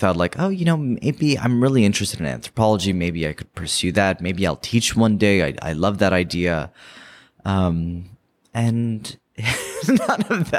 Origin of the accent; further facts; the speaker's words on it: Bay Area, California, United States; moved away; growing up in the Bay Area.